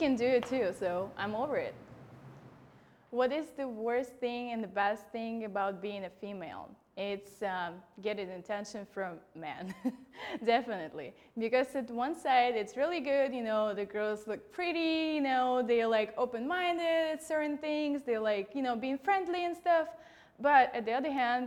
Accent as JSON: {"language": "English", "country": "Russia", "moved": "yes", "said": "I'm Russian."}